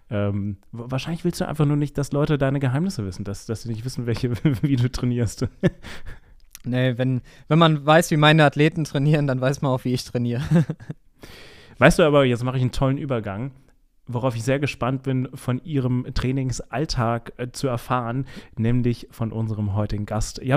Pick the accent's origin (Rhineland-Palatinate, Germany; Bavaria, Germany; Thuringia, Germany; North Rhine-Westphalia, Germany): Rhineland-Palatinate, Germany; Bad Kreuznach; Ah ja, mein Geburtsort.